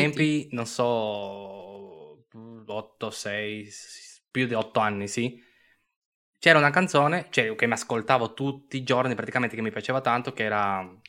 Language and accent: Italian; Turin, Piedmont, Italy; siamo di Torino.